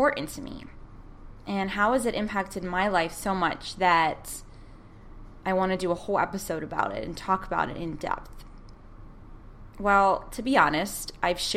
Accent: United States; as an American

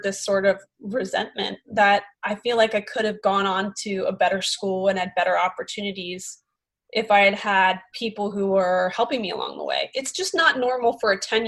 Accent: Philadelphia, Pennsylvania, United States; accent: Philly; my Philly accent.

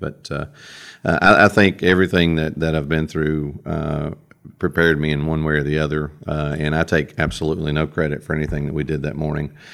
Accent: Cookeville, Tennessee, United States; I'm from Cookville, Putnam County. I've lived here my entire life, now all fifty years of it

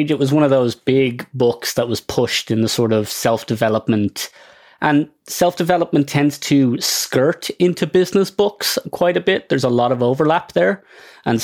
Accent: Ireland; now in Toronto, Canada; Clearly, I'm not from Toronto originally. I'm from Ireland.

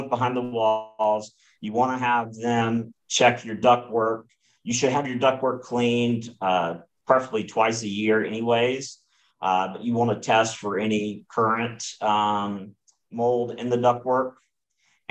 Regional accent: Southeast, United States; I grew up in the Southeast. I've lived in the Southeast most of my life.

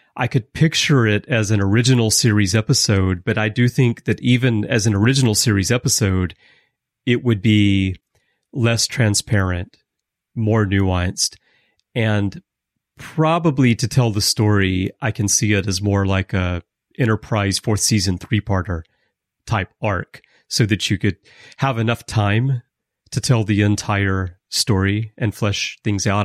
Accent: United States; we're American

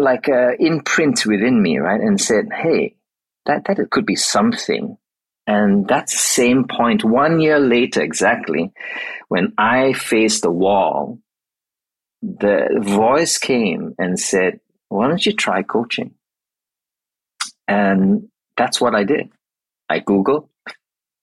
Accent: Malaysia; moved away as an adult; also born or lived in Australia; now in Melbourne, Australia; I moved from Malaysia, which I was originally from, to Australia.

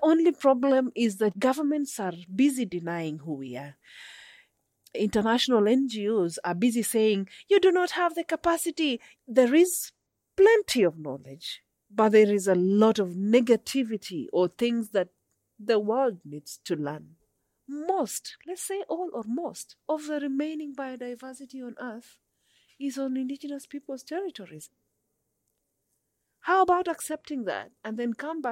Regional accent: Kenya; I am indigenous from the Sengwer.

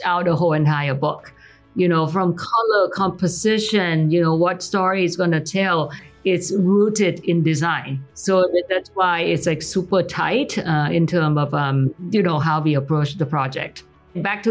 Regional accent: Thailand; moved away; growing up in Thailand

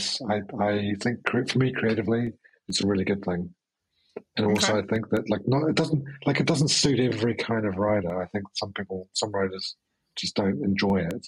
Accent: New Zealand; I'm from New Zealand

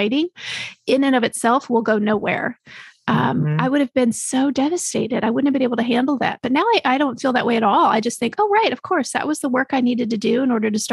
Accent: Texas, United States; moved away; also born or lived in Chicago; I grew up in Texas.

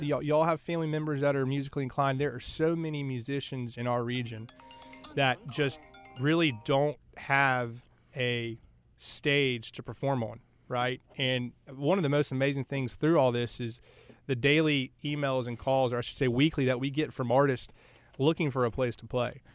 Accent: Charlotte, North Carolina, United States; I'm from Charlotte, uh, grew up here

